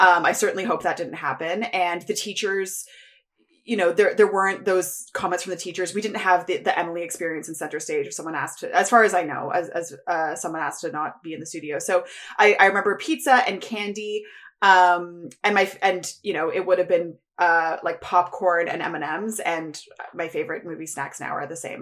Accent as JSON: {"language": "English", "town": "Toronto", "region": "Ontario", "country": "Canada", "tie": "born or raised there", "said": "I grew up in the East End of Toronto"}